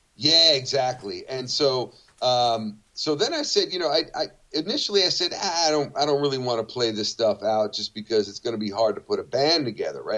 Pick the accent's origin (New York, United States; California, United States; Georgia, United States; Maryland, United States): New York, United States; I was from New York